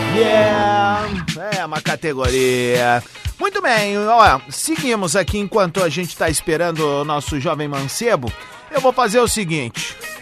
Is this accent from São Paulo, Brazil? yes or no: no; Viamão, Rio Grande do Sul, Brazil; quando era pequeno, lá em Viamão, quando eu morava lá